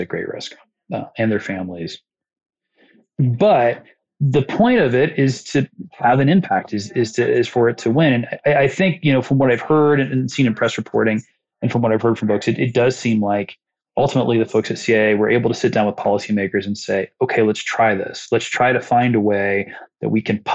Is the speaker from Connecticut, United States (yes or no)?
no; Muncie, Indiana, United States; Muncie, Indiana, like some small place where it's like, that's not that big of a deal. It's my hometown